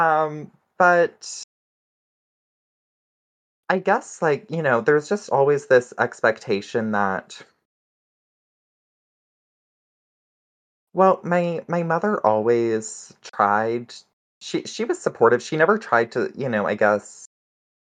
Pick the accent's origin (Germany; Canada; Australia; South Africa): Canada; Saskatchewan; I grew up in Saskatchewan, which is, for those not in the know, it's one of the Canadian prairie provinces